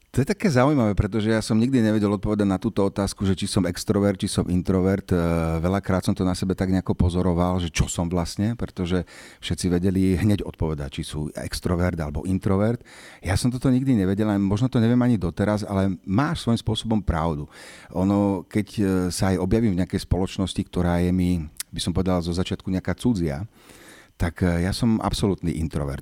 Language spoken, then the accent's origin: Slovak; Bratislava, Bratislava Region, Slovakia; Teda narodil som sa na Bezručovej ulici v Bratislave, ktorá už vlastne neexistuje